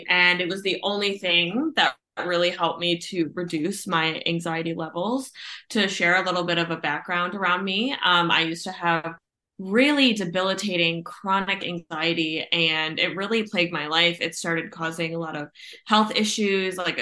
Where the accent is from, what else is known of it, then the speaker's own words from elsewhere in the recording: Ohio, United States; I am from Ohio.